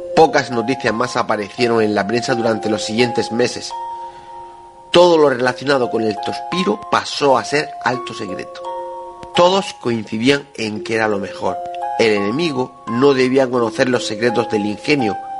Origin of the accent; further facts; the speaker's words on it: Region of Murcia, Spain; nosotros mismos como murcianos